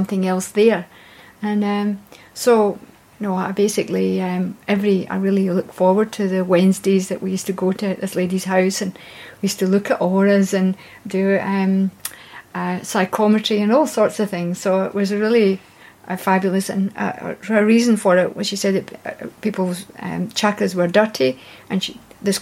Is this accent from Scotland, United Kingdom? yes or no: yes; Scotland, United Kingdom; I was born in Scotland